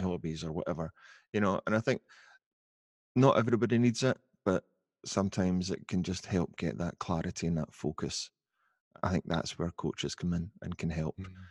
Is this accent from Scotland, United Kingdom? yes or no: yes; Glasgow, Scotland, United Kingdom; I'm from Glasgow um, not living in Glasgow now, but still living in Scotland.